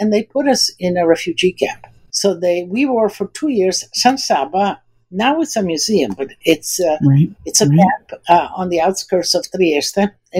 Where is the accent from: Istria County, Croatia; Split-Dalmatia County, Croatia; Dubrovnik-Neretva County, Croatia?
Istria County, Croatia; I come from Istria. Istria is now Croatia, but it was Italy until World War II.